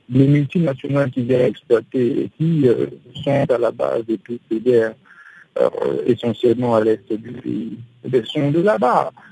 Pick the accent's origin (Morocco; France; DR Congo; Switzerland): DR Congo; en tant que Congolais